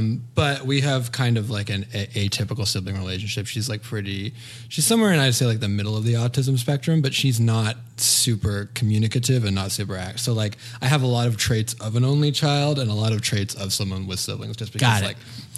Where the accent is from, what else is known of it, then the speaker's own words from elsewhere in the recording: Santa Barbara, California, United States; I grew up in Santa Barbara, California.